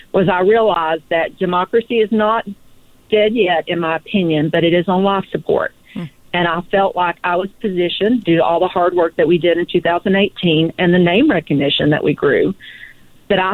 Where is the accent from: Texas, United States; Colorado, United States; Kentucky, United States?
Kentucky, United States; Eastern; I grew up in Eastern Kentucky, and for anybody out there in California who's not sure about that, it's Appalachia